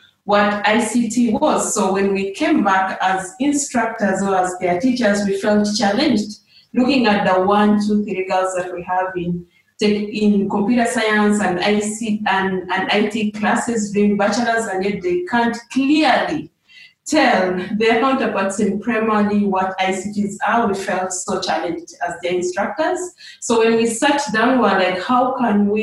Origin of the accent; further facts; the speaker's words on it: Western Region, Uganda; moved away as an adult; now in Juba, South Sudan; It was a refugee settlement called Ibuga in Western Uganda. So most of my time, that's where I grew up.